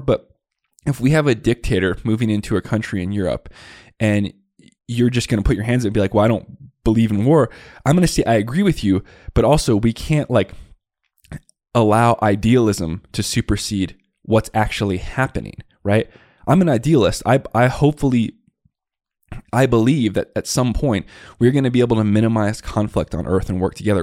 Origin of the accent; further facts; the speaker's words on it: Tucson, Arizona, United States; I grew up in the West Side Barrios of Tucson, Arizona